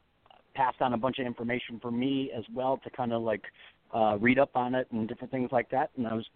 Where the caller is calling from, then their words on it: Las Vegas, Nevada, United States; I'm from Las Vegas.